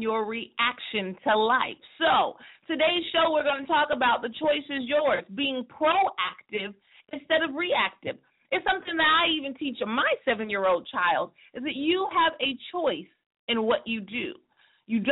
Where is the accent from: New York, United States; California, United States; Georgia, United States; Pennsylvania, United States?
California, United States; Stockton; my hometown in Stockton, California